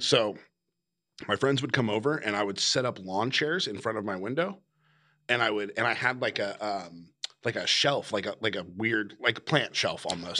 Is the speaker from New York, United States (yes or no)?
no; Sacramento, California, United States; growing up in the Sacramento hardcore scene